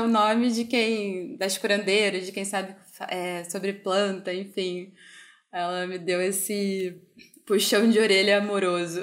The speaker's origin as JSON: {"language": "Portuguese", "region": "Ceará", "country": "Brazil", "tie": "born or raised there", "moved": "yes", "said": "eu também sou do Ceará, é uma família de mulheres e todo mundo bruxa, herveira, curandeira. E na época que eu morei lá, eu fui criada por uma tia-avó"}